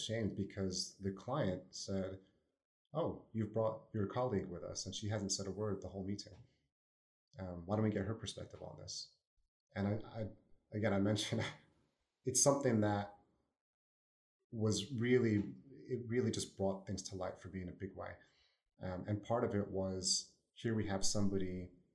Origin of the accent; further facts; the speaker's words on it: New Jersey, United States; accent: New Jersey; my New Jersey accent